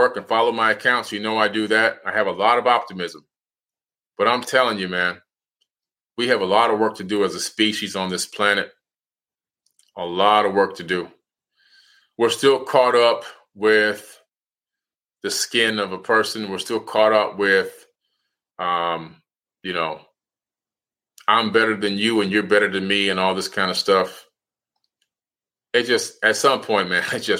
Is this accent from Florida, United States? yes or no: yes; Opa-locka, Florida, United States; I'm from Miami, Florida, in a city named Opa-locka, and I'm a black man